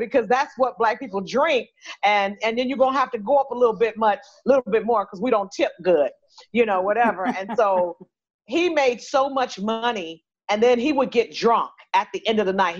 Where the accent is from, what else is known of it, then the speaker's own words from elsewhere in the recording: Los Angeles, California, United States; I'm from South Central